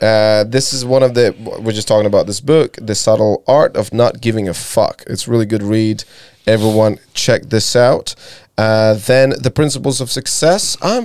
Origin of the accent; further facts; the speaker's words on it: Latvia; moved away; I moved away from Latvia, not because I was not happy.